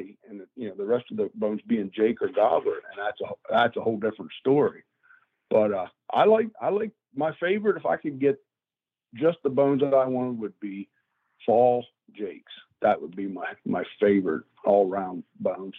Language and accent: English; Greencastle, Pennsylvania, United States; also born or lived in Kutztown, Pennsylvania; I'm from Kutztown, Pennsylvania. I grew up in Greencastle, Pennsylvania.